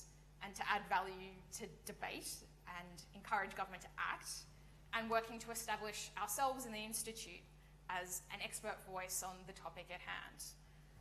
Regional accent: Australia; moved away as an adult; now in United Kingdom; I come from Australia

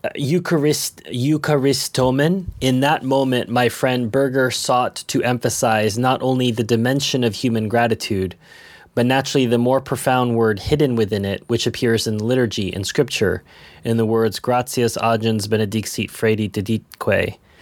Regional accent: United States; moved away; I'm American

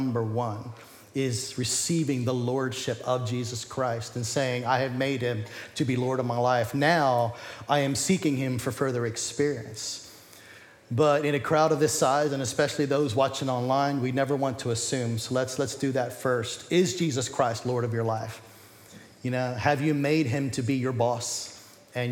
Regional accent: United States; we're American

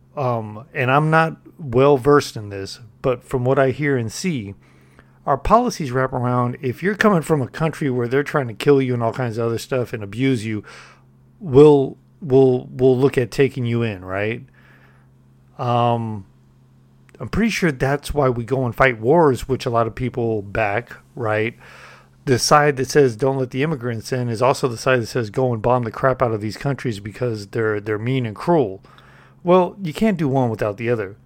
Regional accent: California, United States; I'm from Cali

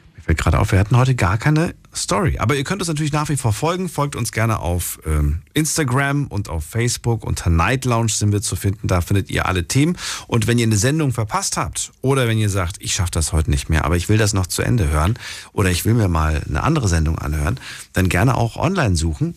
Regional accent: East Germany, Germany; ich komme ja aus der DDR

